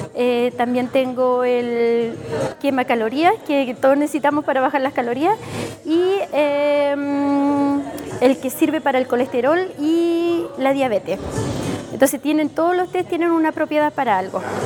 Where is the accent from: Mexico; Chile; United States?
Chile; Puyehue, Los Lagos; vengo de Puyehue, de la comuna de Puyehue